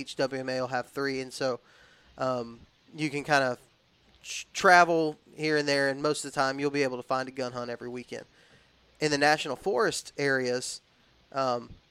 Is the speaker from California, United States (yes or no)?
no; Texas and Alabama, United States; born or raised there